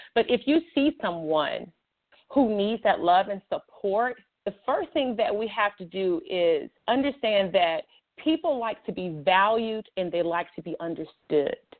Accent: Montgomery, Alabama, United States; also born or lived in Chicago, Illinois; I'm originally from Montgomery, Alabama, but I was born in Chicago, Illinois

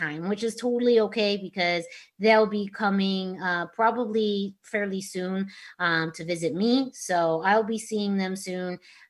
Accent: Yuma, Arizona, United States; now in Tucson, United States; when I was growing up in Yuma.

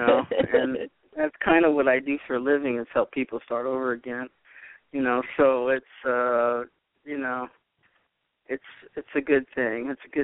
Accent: upstate New York, United States; also born or lived in Boston; now in Los Angeles, United States; we came out here in 65, so what I did, I was born in Boston, but we lived in upstate New York

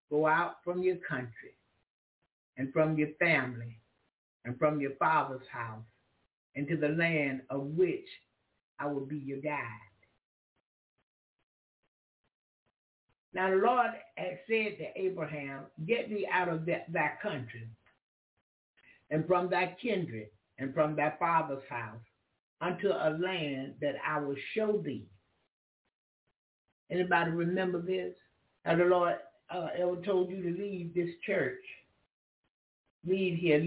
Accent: Florida, United States; first language English; moved away; also born or lived in Alaska; I'm from Florida

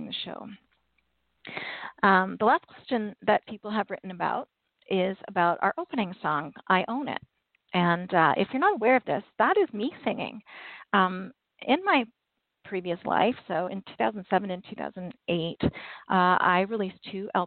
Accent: Canada; I'm Canadian

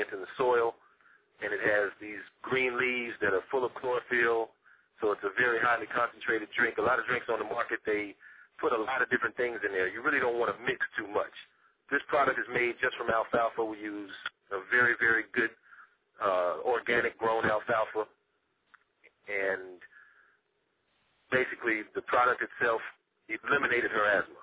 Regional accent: Houston, Texas, United States; I'm from Houston, Texas

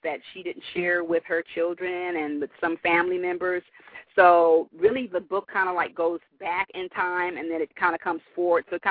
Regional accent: Los Angeles, California, United States; I was born and raised in Los Angeles, California

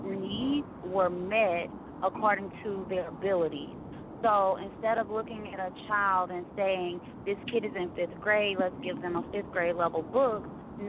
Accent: Houston, Texas, United States; I'm actually from Houston

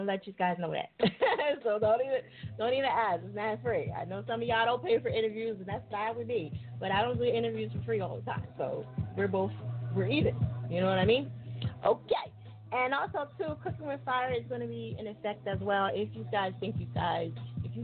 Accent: New Jersey, United States; I am from Jersey.

